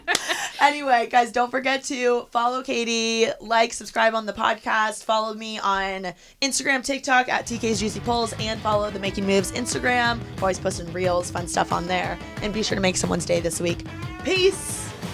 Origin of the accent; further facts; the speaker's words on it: Midwest, United States; moved away; growing up in the Midwest, it's such a big thing to like high five